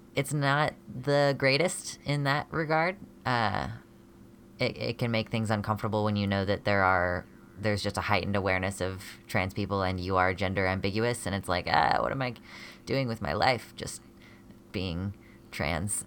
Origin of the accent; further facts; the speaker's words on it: United States; I'm a genderqueer American person